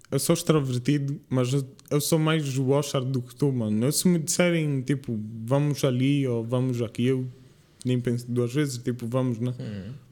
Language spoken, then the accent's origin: Portuguese; Lisbon, Portugal; Eu não sei, nós somos de Lisboa. Nós, eu sou meio português, não, Maria. Mas tipo, nós que vivemos em Lisboa aquilo tipo, todos os dias tem festas